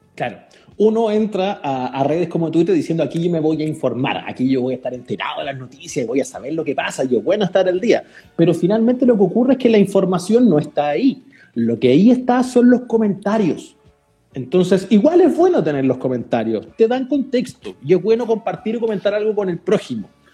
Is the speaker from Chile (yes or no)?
yes; Chile; un país chico como el nuestro